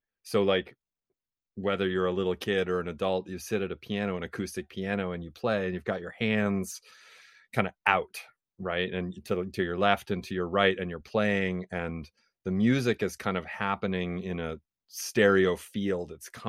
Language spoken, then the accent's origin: English; Oneida, United States; from Oneida